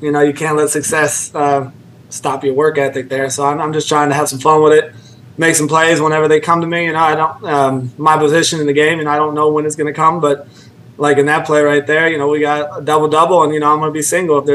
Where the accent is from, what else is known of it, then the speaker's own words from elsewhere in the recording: California, United States; moved away as an adult; now in Cincinnati, United States; I'm from Cali